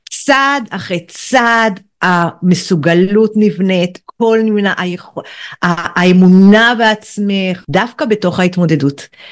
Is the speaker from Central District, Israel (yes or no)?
no; Kiryat Bialik, Haifa District, Israel; אני גדלתי בקריית ביאליק